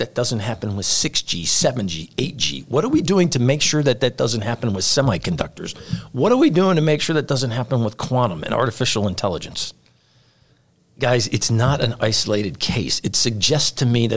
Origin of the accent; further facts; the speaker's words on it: United States; as an American myself